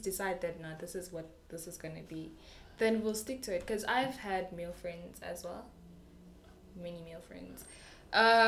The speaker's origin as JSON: {"language": "English", "town": "Rustenburg", "region": "North West", "country": "South Africa", "tie": "born or raised there", "said": "I'm from Rustenburg, so it's a predominantly like Tswana place, we speak Tswana"}